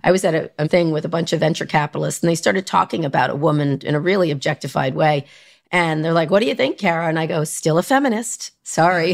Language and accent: English; New York area, United States; also born or lived in Philadelphia / Long Island / Princeton, New Jersey; New York, the New York area